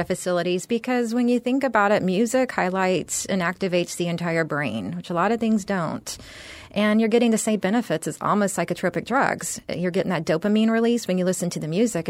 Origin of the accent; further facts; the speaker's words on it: San Antonio, Texas, United States; moved away as an adult; also born or lived in Austin, Texas / San Francisco Bay Area / New York City / New Jersey; now in Florida, United States; I grew up in San Antonio, Texas